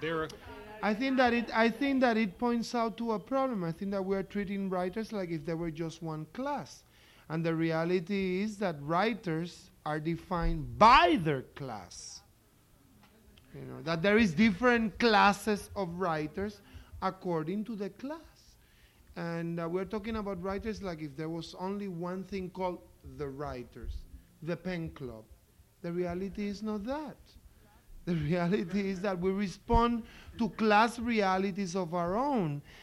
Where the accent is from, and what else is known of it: Puerto Rico